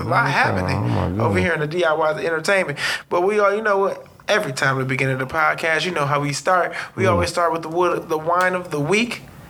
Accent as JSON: {"language": "English", "town": "Milwaukee", "region": "Wisconsin", "country": "United States", "tie": "born or raised there", "said": "I can't believe that I even was born and raised in Milwaukee, Wisconsin."}